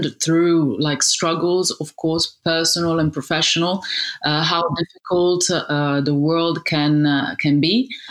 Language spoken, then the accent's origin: English; Sardinia, Italy; also born or lived in Casablanca, Morocco; I grew up in Sardinia, which is a gorgeous island in Italy